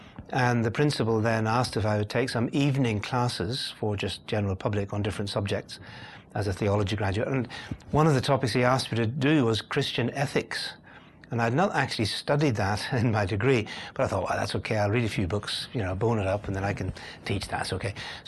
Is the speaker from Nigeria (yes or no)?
no; Belfast, Northern Ireland, United Kingdom; accent: Northern Irish; moved away as an adult; also born or lived in Cambridge, England / India; now in London, United Kingdom; the accent comes from Northern Ireland. That's where I was born and grew up. I'm a Belfast boy, really, by origins, although I now live in London in England. So I'm Irish, but not English, but living in Britain